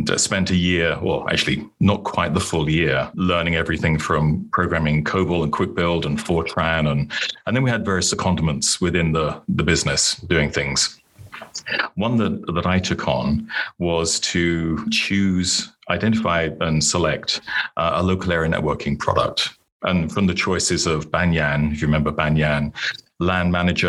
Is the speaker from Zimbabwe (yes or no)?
no; United Kingdom; moved away as an adult; now in Plano, United States; I was born and grew up in the UK